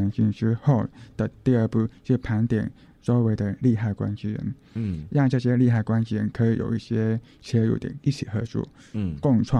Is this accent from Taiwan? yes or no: yes; Taipei, Taiwan; 嗯，就是嗯，国小就是在新北或者是台北来来回回三次，